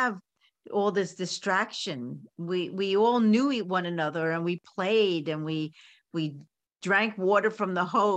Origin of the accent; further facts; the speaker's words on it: New York City, New York, United States; I was born and raised in Coney Island